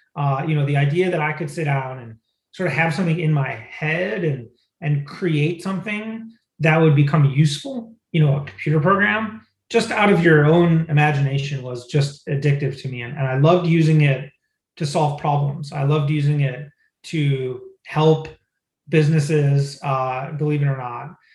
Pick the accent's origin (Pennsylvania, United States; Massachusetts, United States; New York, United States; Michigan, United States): Michigan, United States; moved away; I grew up in Michigan